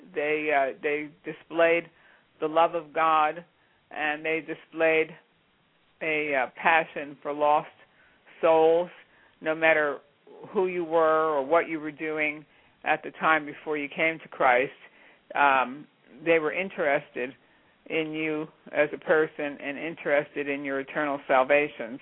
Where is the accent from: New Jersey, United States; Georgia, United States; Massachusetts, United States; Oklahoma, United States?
New Jersey, United States; moved away as an adult; also born or lived in Pittsburgh, Pennsylvania / Redstone, Colorado; I was born and raised in New Jersey